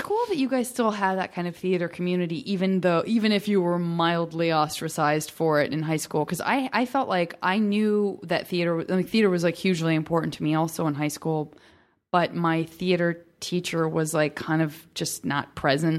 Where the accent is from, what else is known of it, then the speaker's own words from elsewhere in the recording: Tucson, Arizona, United States; from Tucson, Arizona, and it's, again, it's not like a hugely metropolitan city